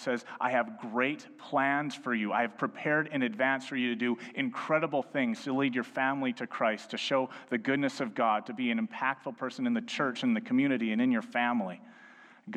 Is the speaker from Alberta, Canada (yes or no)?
yes; Edmonton, Alberta, Canada; I was born and raised in Edmonton. I've lived in two other provinces, but this is my home city.